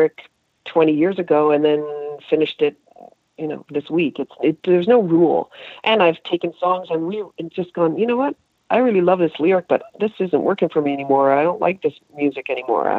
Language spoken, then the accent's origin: English; Halifax, Nova Scotia, Canada; moved away; growing up in Halifax